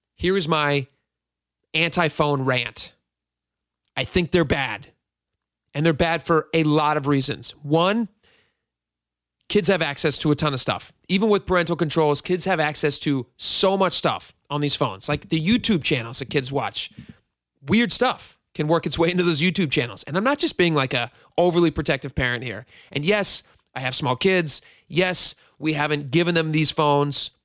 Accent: Washington, United States; also born or lived in Hawaii; I grew up in Washington

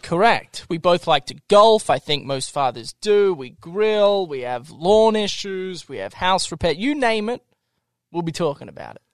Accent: Melbourne, Victoria, Australia; moved away as an adult; also born or lived in Tokyo, Japan; now in Salt Lake City, United States; I actually lived there for six years, and then I traveled to Tokyo, Japan. I lived there for six years. Then I went back to Melbourne Australia

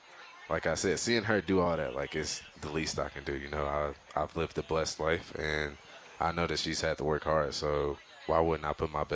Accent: Inglewood, California, United States; I grew up in Inglewood, California.

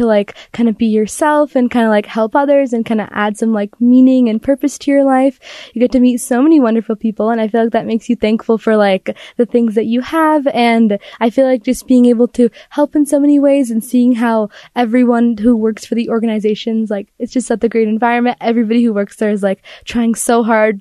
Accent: Utah, United States; I am born and raised in Utah.

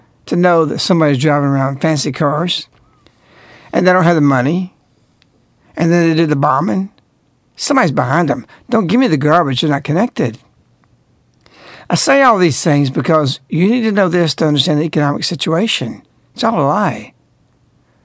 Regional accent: the South, Southern United States, United States; I'm speaking as a Southerner

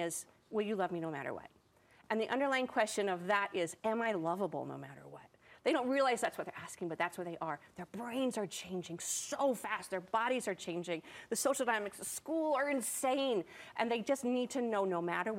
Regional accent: Salt Lake City, Utah, United States; me growing up in Salt Lake City, Utah, at Wasatch Elementary

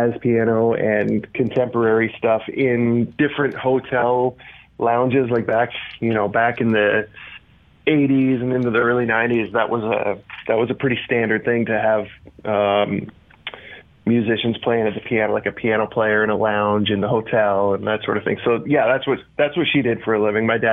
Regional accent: Markham / Peterborough, Ontario, Canada; also born or lived in Toronto, Ontario; I was born in Peterborough, and then my family moved to a town outside of Toronto called Markham, and I basically spent about the first, about 10 years we spent there until I was about 11 or 12

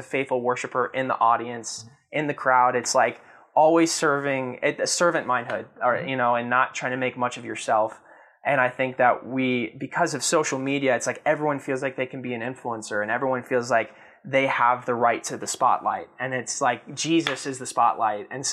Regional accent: the South, United States; I grew up in the South

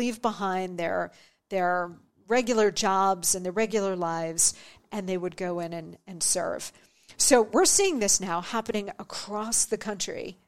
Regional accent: New Jersey, United States; I grew up in New Jersey

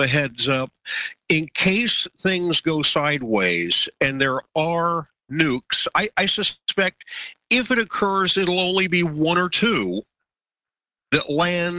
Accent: Miami, Florida, United States; My wife and I grew up in Miami, just a few miles apart

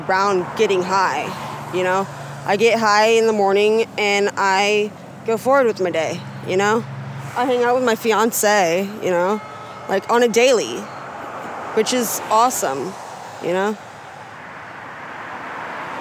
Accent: Gresham, Oregon, United States; I grew up in Deep Gresham. I went to Hall Elementary.

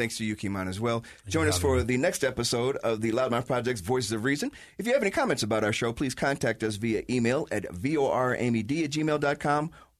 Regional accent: United States; And I'm American. I don't fly a flag.

